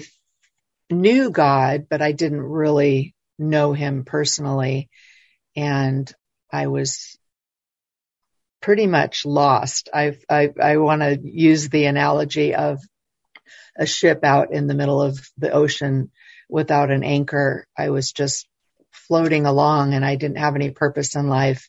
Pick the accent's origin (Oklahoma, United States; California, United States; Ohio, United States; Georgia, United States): California, United States; Los Angeles; I was born in Los Angeles